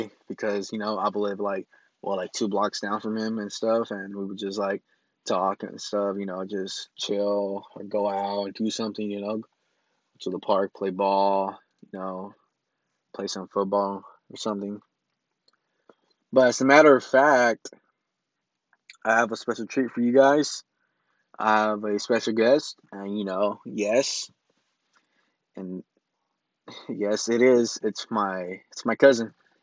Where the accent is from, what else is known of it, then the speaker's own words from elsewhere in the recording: Lynwood, California, United States; also born or lived in San Bernardino, California; I was born in Los Angeles, California, in Linwood, the city of Linwood. And I mostly grew up almost half my life right there